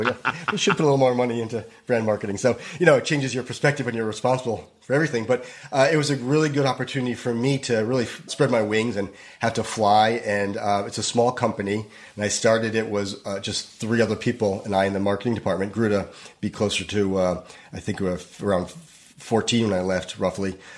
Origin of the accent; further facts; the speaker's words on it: Northeast, United States; moved away as an adult; also born or lived in New York; now in Los Angeles, United States; I grew up in the Northeast.